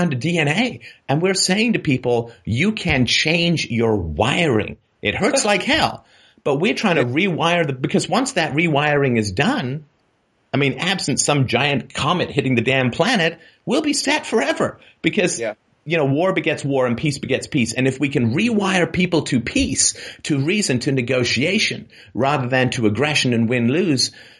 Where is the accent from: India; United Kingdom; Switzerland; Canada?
United Kingdom; England; I grew up in England and was in Protestant church